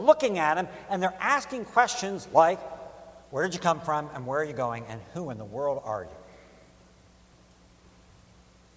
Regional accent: Baltimore, Maryland, United States; now in Philadelphia, United States; I'm from Baltimore

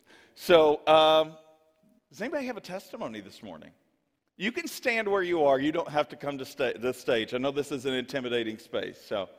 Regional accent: Kentucky, United States; moved away; When I was growing up in the Church of God in Kentucky

